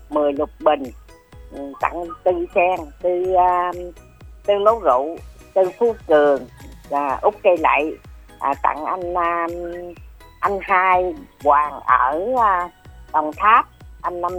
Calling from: Duc Hoa, Long An, Vietnam; cô là cô út ở à, Đức Hòa Long

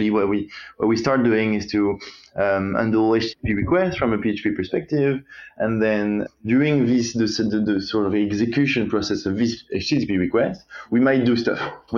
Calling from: London, United Kingdom; Hey Benjamin, I'm from London at the moment.

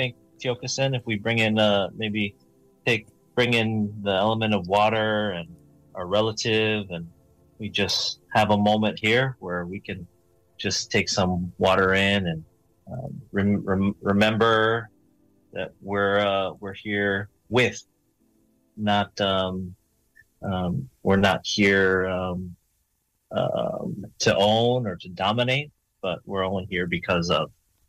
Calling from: California, United States; Well, I'm calling in from Coahuila land down here in Southern California, as it's called, but this is native land.

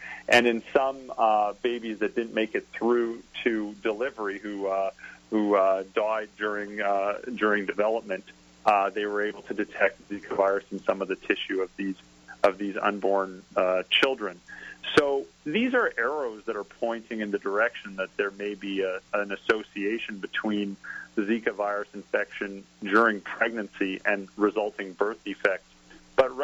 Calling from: Canada; I'm calling in from Canada

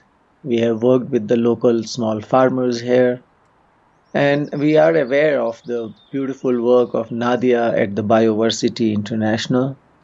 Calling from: Uttarakhand, India; and I'm calling in from Uttarakhand state.

